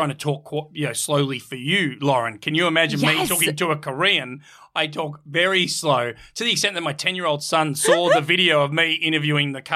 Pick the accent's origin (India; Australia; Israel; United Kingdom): Australia; I'm Australian. People struggle to understand me